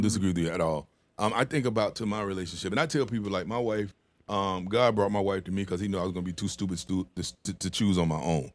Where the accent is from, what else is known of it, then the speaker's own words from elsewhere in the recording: the South, United States; moved away; I'm from the South